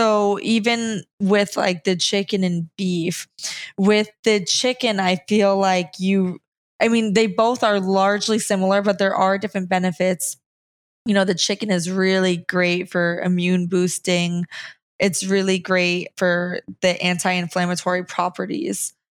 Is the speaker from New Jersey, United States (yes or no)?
yes; New Jersey, United States; because I'm from New Jersey.